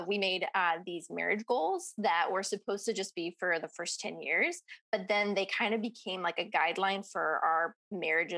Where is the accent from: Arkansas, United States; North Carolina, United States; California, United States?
California, United States; Bay Area; growing up in the Bay Area